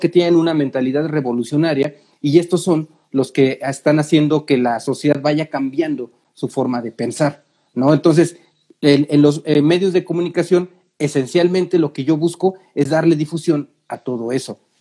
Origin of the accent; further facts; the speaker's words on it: Mexico City, Mexico; yo soy de la Ciudad de México